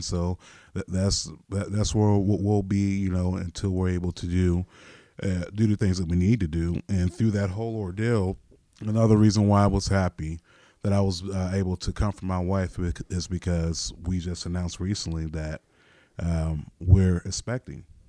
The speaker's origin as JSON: {"language": "English", "region": "Florida", "country": "United States", "also_born_or_lived": "Nashville", "moved": "as an adult", "lives_now": "Ohio, United States", "said": "I left my home state of Florida and I drove from Florida to Nashville"}